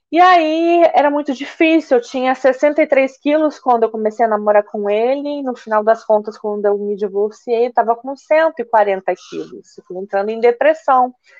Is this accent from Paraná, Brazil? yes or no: yes; Curitiba, Paraná, Brazil; moved away as an adult; now in Niterói, Brazil; eu sou natural de Curitiba